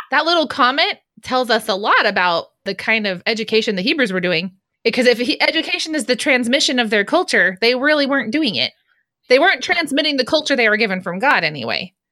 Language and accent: English; United States; I'm American